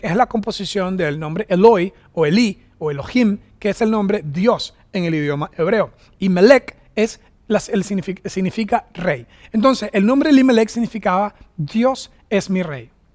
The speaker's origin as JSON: {"language": "Spanish", "country": "Venezuela", "also_born_or_lived": "United States", "moved": "as an adult", "lives_now": "Costa Rica", "said": "regresarme a Venezuela"}